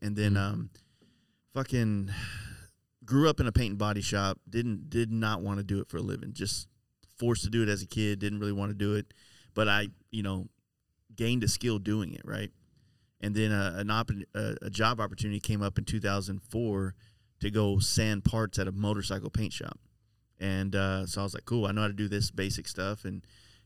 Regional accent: Dallas, Texas, United States; Born in Dallas

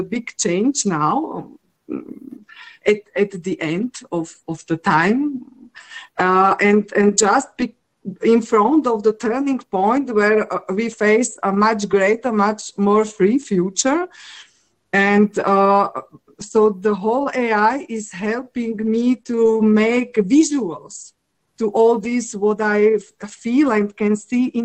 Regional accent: Slovakia; I'm coming from Slovakia, and one part of my family is very artistic.

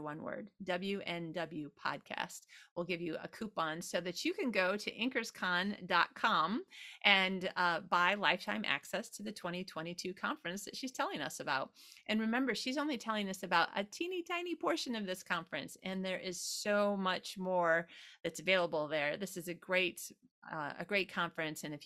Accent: United States; also born or lived in Sydney, Australia; now in Sweden; I'm an American, but I live in Sweden

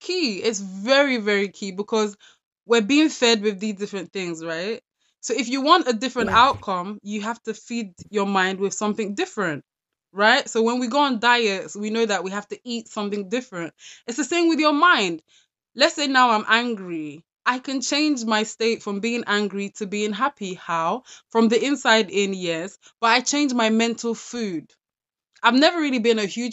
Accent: London, United Kingdom; I grew up in South London

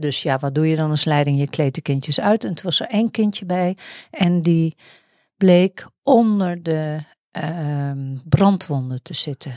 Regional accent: Netherlands

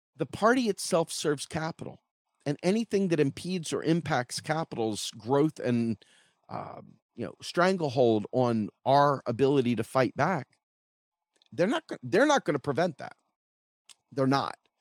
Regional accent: United States; I'm an American citizen

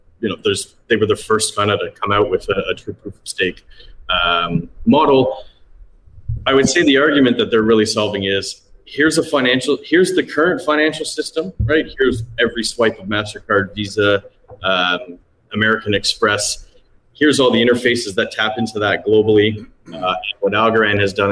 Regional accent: Toronto, Ontario, Canada; now in Cayman Islands; I'm from Toronto

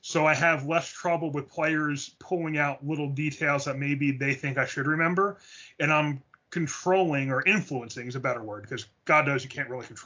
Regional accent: Philadelphia, Pennsylvania, United States; we're from Philly.

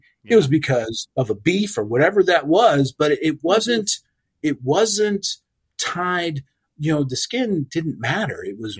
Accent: United States; moved away as an adult; also born or lived in New Orleans / North Alabama / Pacific Northwest; now in Memphis, United States

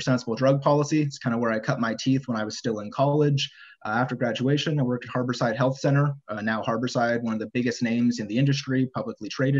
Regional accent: the Bay Area, California, United States; also born or lived in Santa Cruz, California; growing up in California and the Bay Area.

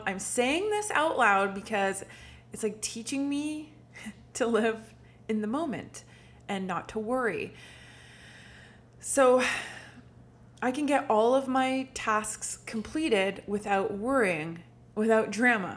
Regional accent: Manotick, Ontario, Canada; now in Ottawa, Canada; I grew up in Manotick, but for the past 3 years or so, I've been living in downtown Ottawa

